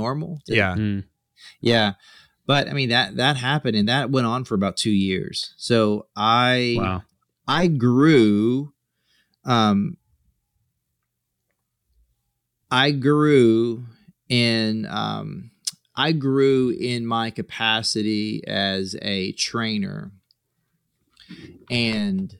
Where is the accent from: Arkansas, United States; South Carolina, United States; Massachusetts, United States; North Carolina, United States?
South Carolina, United States; moved away; I'm from South Carolina